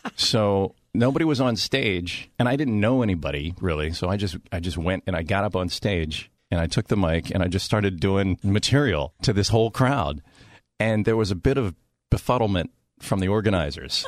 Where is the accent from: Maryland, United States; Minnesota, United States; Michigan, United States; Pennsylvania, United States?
Maryland, United States; Washington; moved away; I was born in Washington, D C